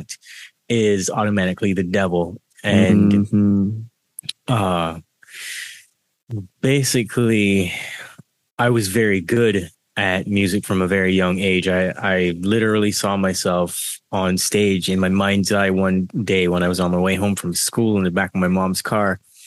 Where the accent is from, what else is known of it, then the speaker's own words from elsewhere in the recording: Barbados; So I was born in Barbados, and I had to go through a lot of indoctrination there